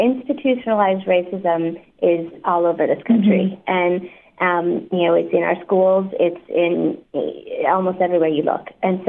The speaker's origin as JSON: {"language": "English", "country": "Australia", "said": "I'm from Australia"}